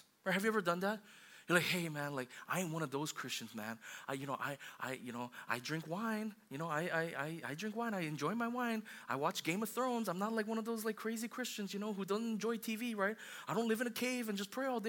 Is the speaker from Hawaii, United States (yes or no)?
yes; Hawaii, United States; I grew up in Hawaii